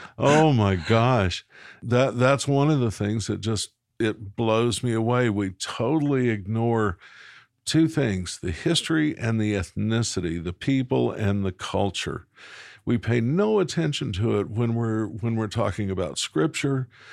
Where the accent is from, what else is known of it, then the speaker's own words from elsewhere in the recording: Little Rock, Arkansas, United States; I was born in Little Rock, Arkansas at the, uh, the Baptist Hospital of the day.